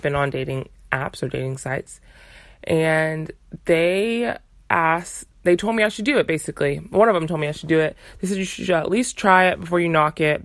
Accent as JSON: {"language": "English", "country": "United States", "tie": "born or raised there", "said": "my parents are from Uganda, but I was born and raised in America"}